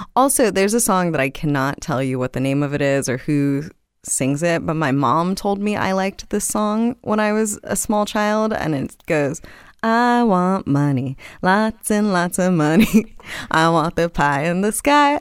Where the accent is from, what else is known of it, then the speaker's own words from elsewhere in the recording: Miami, Florida, United States; moved away as an adult; also born or lived in Los Angeles; I grew up in South Miami, uh, so born and raised in the county of Dade